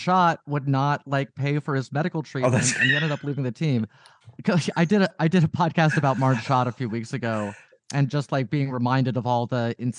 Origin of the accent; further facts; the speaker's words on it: Dayton, Ohio, United States; moved away as an adult; now in Bay Area, United States; I grew up in Ohio, moved out to the Bay Area in 2009